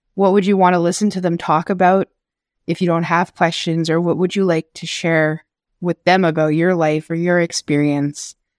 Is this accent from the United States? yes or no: no; Chisasibi, Quebec, Canada; also born or lived in Kitigan Zibi, Quebec; I grew up in Cree territory, like, here in Chesapeake